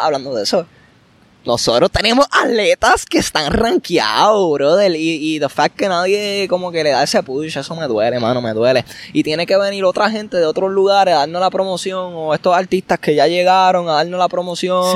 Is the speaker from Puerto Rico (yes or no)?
yes; Puerto Rico; los boricuas, nosotros